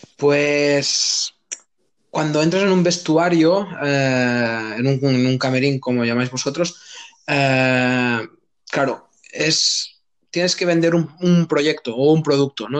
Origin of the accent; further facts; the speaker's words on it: Gandesa, Catalonia, Spain; soy de un pueblo de Cataluña, o sea, de, la provincia de Tarragona, que se llama Gandesa, un pueblo chiquitito